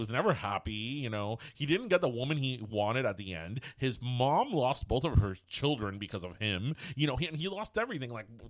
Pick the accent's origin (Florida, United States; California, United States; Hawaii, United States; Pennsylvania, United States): Florida, United States; Miami; I'm Cuban and I'm from Miami